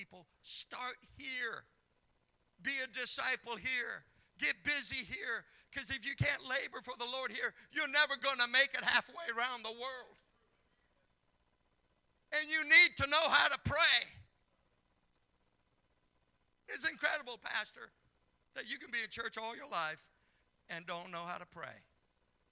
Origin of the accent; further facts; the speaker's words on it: Montana, United States; moved away; growing up in Montana